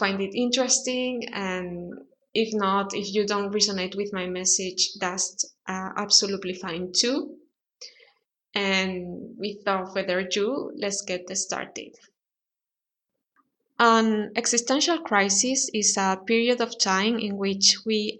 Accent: Spain; English is a second language; I'm from Spain. I live in Spain

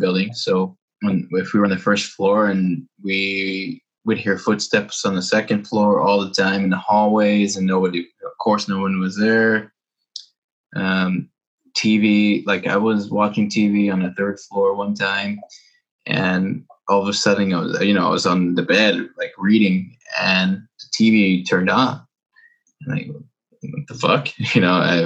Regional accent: New York City, New York, United States; also born or lived in Arizona; now in Tokyo, Japan; I was born in Brooklyn.

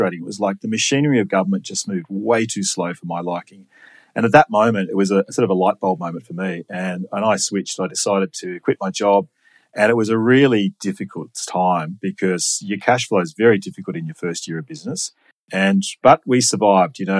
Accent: Sydney, New South Wales, Australia; I grew up in Sydney, grew up in Linfield and went to Macquarie University

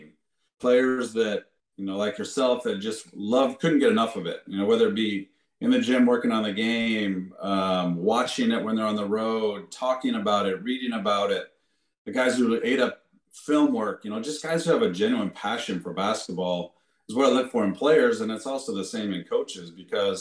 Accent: Des Moines, Iowa, United States; moved away; I'm originally from Des Moines, Iowa

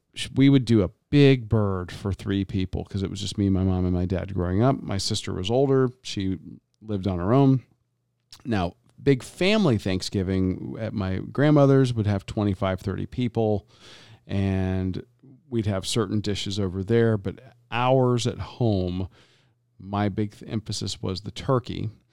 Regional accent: Florida, United States; growing up in Florida, eh, and both of my parents being from the Deep South

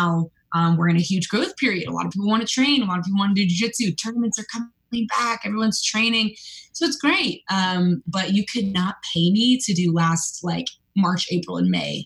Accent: California, United States; I was born in California and raised here

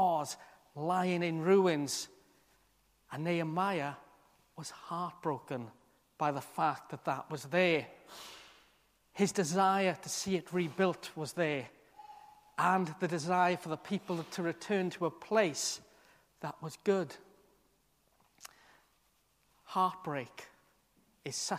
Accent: South Wales, United Kingdom; moved away as an adult; I'd spent all my life to that point, other than being in college, in this one town in South Wales

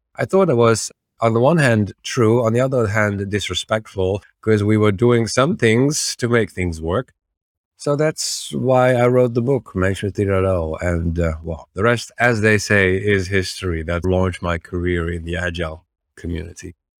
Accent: Netherlands; I'm from the Netherlands, originally a software engineer

